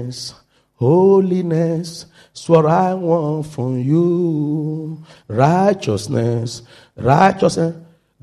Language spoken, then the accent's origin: English; Nigeria; moved away; I'm from Nigeria